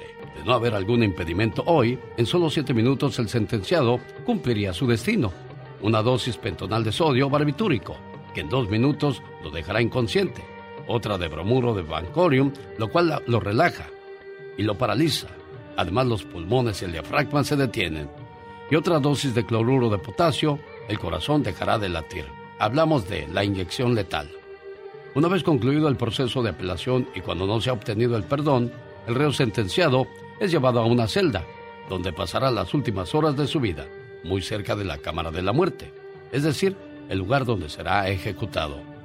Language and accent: Spanish; Tamaulipas, Mexico; moved away